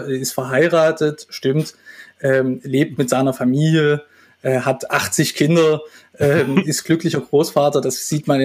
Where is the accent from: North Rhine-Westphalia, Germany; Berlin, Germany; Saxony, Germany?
Saxony, Germany; Dresden; also born or lived in Halle; Geboren bin ich in Dresden. Ähm, da bin ich auch zur Schule gegangen, ähm, meine gesamte Jugendzeit in Dresden verbracht